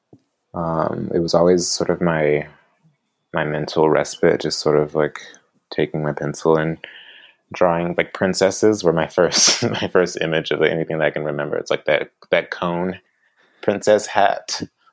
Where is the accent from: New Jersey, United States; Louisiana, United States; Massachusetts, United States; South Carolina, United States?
South Carolina, United States; Orangeburg; now in Long Beach, United States; I grew up in Orangeburg, South Carolina